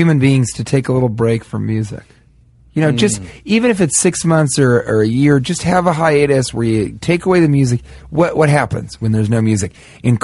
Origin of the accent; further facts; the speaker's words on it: Denver, Colorado, United States; I'm from Denver.